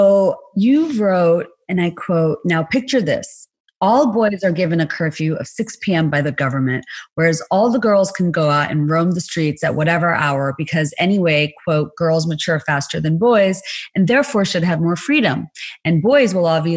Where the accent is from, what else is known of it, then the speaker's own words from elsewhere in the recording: Bangladesh; moved away; I'm from Bangladesh. That's where I was born and raised